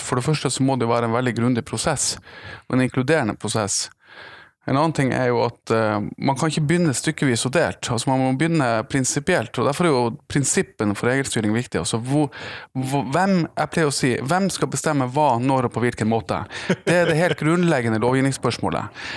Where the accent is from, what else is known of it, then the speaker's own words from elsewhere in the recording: Tromsø, Troms, Norway; jeg er fra Tromsø. Jeg er fra, nærmere bestemt fra Prestvannet i Tromsø